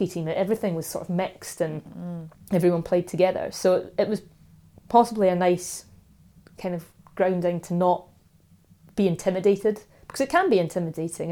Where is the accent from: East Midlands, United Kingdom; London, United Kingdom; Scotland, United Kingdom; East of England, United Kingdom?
Scotland, United Kingdom; Dunkeld; I grew up in Dunkeld, and in my primary school class there were 27 boys and 5 girls